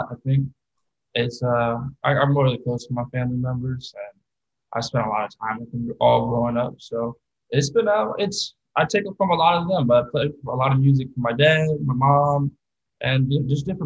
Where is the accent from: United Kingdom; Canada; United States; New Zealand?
United States; Florida; I was while I was growing up in Florida, some of my high school friends kind of introduced me as well as my older brother